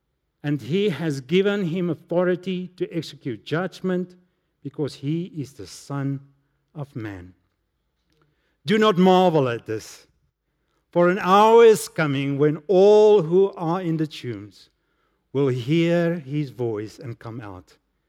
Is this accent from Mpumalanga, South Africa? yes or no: yes; Emalahleni, Mpumalanga, South Africa; As a young man, I grew up in Emalahleni, that time Witbank.